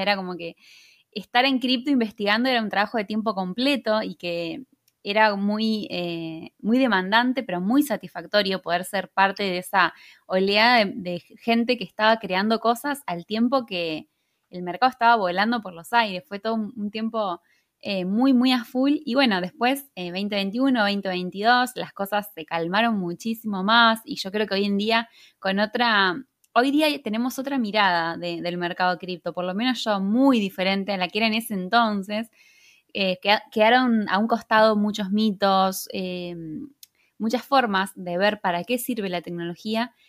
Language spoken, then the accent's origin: Spanish; Argentina; yo soy de Argentina